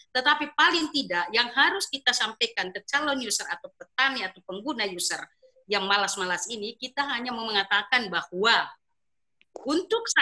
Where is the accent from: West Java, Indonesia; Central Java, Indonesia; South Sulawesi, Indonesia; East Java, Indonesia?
South Sulawesi, Indonesia; Makassar; khususnya di daerah saya sendiri di daerah Makassar itu wilayah-wilayah Sulawesi Selatan bagian selatan